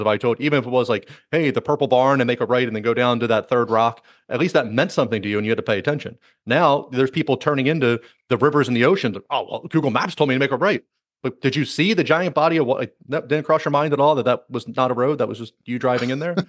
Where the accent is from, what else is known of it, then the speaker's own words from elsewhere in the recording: United States; I'm American